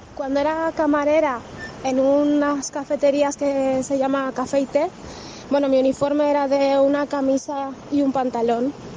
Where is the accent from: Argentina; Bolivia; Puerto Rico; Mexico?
Bolivia; moved away as an adult; yo soy de Bolivia